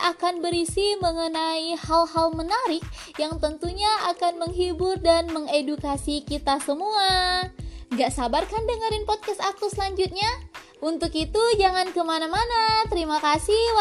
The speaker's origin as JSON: {"language": "Indonesian", "region": "West Sumatra", "country": "Indonesia", "lives_now": "Bogor, Indonesia", "said": "Aku berasal dari Sumatera Barat Dan sekarang aku lagi berkuliah di Sekolah Vokasi Institut Pertanian Bogor"}